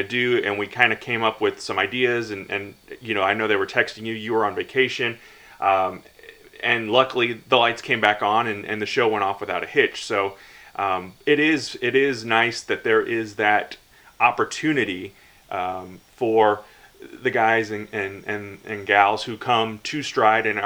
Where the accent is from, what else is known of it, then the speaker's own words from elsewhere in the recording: near St. Louis, Missouri, United States; I did grow up near St. Louis